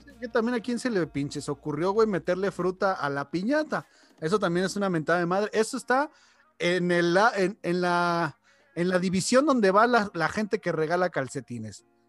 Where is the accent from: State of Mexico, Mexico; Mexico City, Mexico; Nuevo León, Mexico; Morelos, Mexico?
Mexico City, Mexico; now in León, Mexico; Aquí en León, yo vengo de Ciudad de México